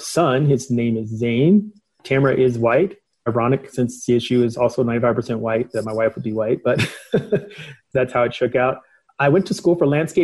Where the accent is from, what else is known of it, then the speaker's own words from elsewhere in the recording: Denver, Colorado, United States; also born or lived in St. Louis, Missouri; My mom moved to Denver, Colorado when I was about 7 years old. I grew up in the Montbello neighborhood, Green Valley Ranch neighborhood in Denver, Colorado